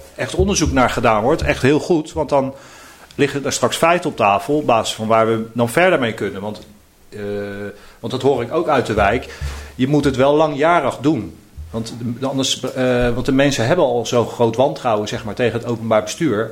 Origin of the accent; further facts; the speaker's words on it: The Hague, South Holland, Netherlands; ik ben geboren en getogen in Eskamp, in dit uh, deel van, uh, van Den Haag